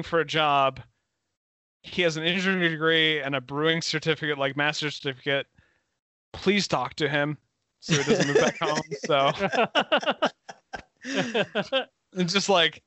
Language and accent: English; Kearney, Missouri, United States; I'm from Kearney, which is like the town over from Excelsior